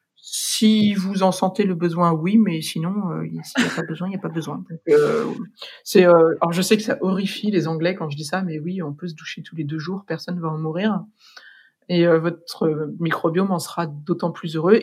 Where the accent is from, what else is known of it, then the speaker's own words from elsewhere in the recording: France; moved away as an adult; also born or lived in Dublin, Ireland; now in London, United Kingdom; en tant que Français